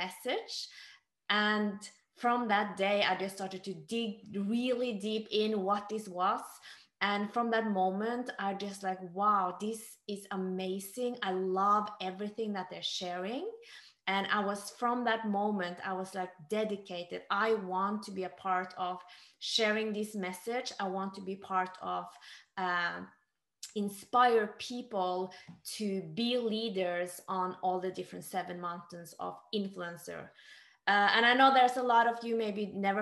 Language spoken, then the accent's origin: English; Norway; also born or lived in Korea; So I was born in Korea and I was adopted to Norway when I was 3 months old. And I grew up in an amazing family